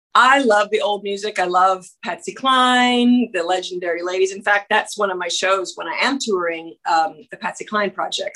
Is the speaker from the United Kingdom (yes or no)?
no; Canada; moved away; I'm from Canada